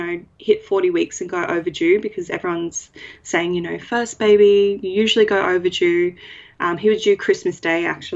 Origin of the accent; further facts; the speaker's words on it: Brisbane, Queensland, Australia; I'm from Brisbane, north side of Brisbane.